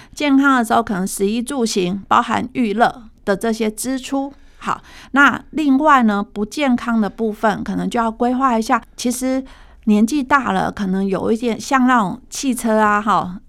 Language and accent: Chinese; Taiwan; 其实平均现在目前我们台湾人大概是平均被照顾的